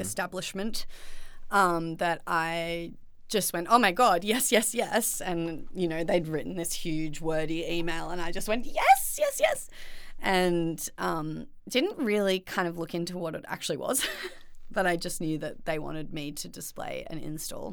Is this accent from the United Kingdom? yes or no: no; Byron Bay, New South Wales, Australia; now in Melbourne, Australia; growing up in Byron definitely was, like, an incredible experience